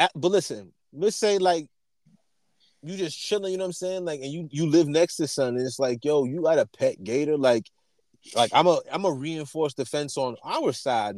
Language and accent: English; New York, United States; we grew up in New York, around New York